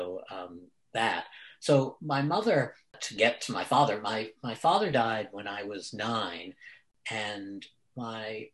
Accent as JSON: {"language": "English", "town": "New York City", "region": "New York", "country": "United States", "tie": "born or raised there", "said": "that house that I grew up in Brooklyn"}